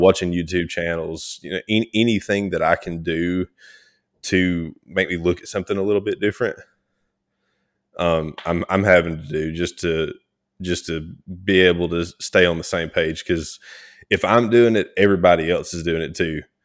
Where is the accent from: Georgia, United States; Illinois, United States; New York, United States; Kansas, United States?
Georgia, United States; North; also born or lived in South Mississippi; I was born in North Georgia, um, born and raised, you know, still, still back here.